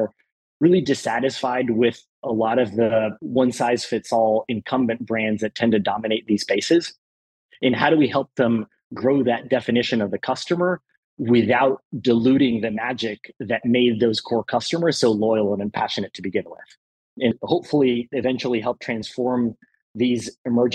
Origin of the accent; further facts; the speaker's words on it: El Salvador; moved away; growing up in El Salvador